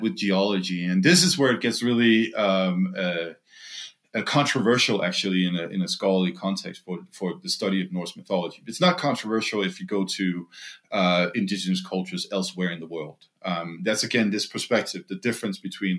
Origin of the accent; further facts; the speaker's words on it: Denmark; moved away; also born or lived in Greenland; my home country, Denmark.